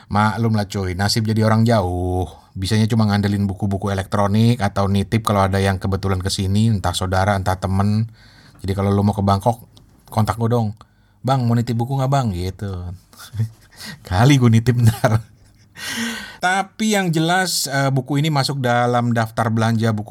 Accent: Lampung, Indonesia; gue juga jadi kangen rumah masa kecil gue dulu di Lampung cuy.

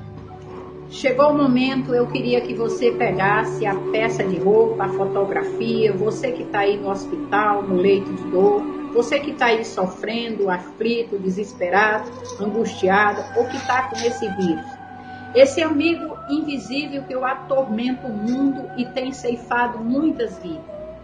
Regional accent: Ceará, Brazil; Nós somos do Cearense, da terra, da terra onde não chove e o mato é verde

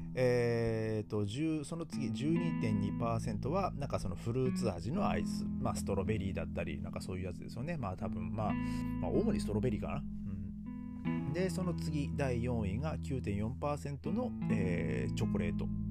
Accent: Japan; moved away as an adult; now in Germany; 僕の地元

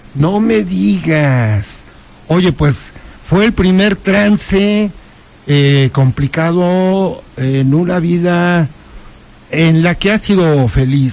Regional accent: Huauchinango, Puebla, Mexico; yo nací en Huachinango

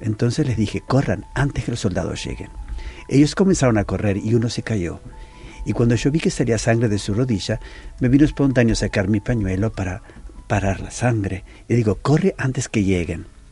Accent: Uruguay; moved away as an adult; also born or lived in Palestine / Israel / Lebanon / Istanbul; now in Porto, Portugal; yo no soy portugués. Yo soy de Uruguay

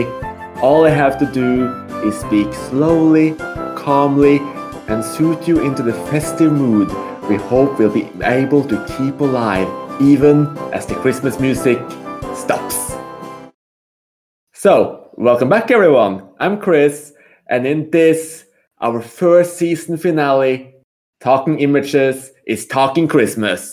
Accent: Norway; moved away as an adult; now in Malta; me specifically as the resident Norwegian

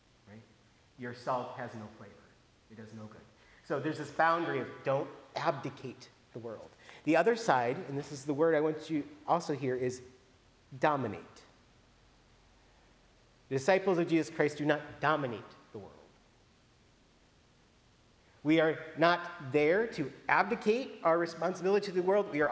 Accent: Iowa, United States; moved away; growing up in Iowa

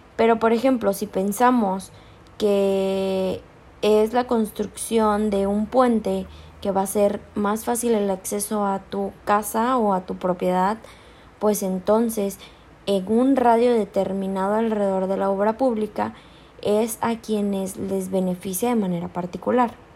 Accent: Chiapas, Mexico; yo tengo acceso al ISTECH porque soy de Chiapas

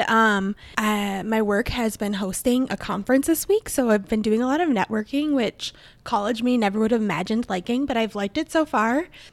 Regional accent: Minnesota, United States; accent: Minnesotan; my Minnesotan accent

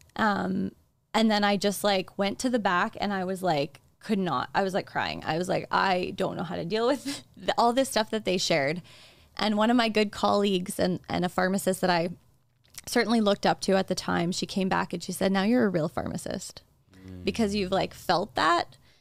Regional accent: Saskatchewan, Canada; I was practicing in, in Saskatchewan in my hometown

